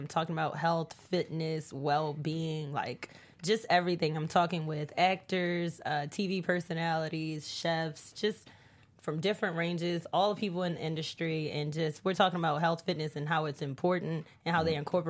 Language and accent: English; Baltimore, Maryland, United States; now in Los Angeles, United States; I'm from Baltimore